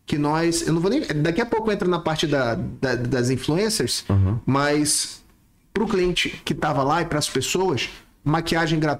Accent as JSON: {"language": "Portuguese", "town": "Manaus", "region": "Amazonas", "country": "Brazil", "tie": "born or raised there", "said": "E aí, quando chegou, depois de um tempo, vim pra... a família veio para Manaus e eu nasci aqui."}